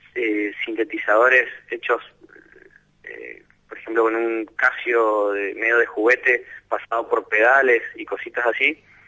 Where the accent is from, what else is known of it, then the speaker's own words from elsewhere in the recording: Mendoza, Argentina; moved away as an adult; now in Buenos Aires, Argentina; nací en Mendoza capital